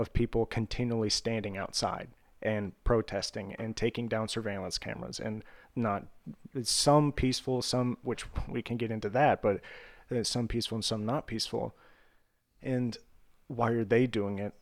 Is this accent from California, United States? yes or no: no; Vandalia, Ohio, United States; my hometown in Ohio